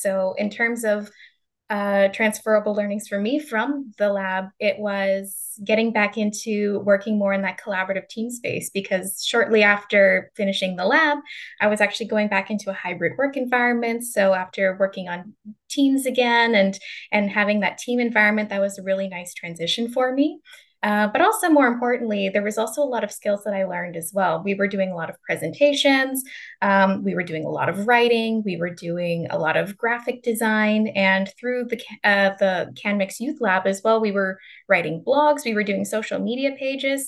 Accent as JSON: {"language": "English", "town": "Calgary", "region": "Alberta", "country": "Canada", "moved": "yes", "said": "I'm from Calgary, Canada, and that's where I did my undergraduate degree"}